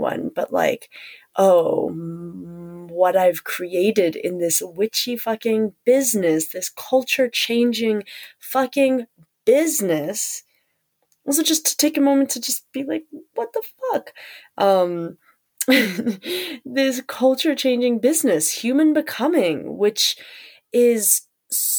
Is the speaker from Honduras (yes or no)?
no; South Africa; And also being South African